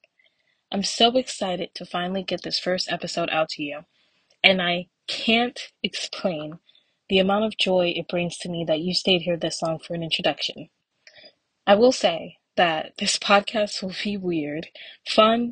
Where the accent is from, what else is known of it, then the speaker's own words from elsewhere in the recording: New Jersey, United States; I am from New Jersey.